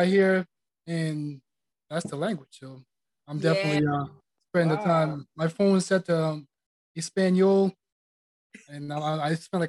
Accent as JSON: {"language": "English", "town": "Charleston", "region": "South Carolina", "country": "United States", "tie": "born or raised there", "moved": "yes", "lives_now": "New Mexico, United States"}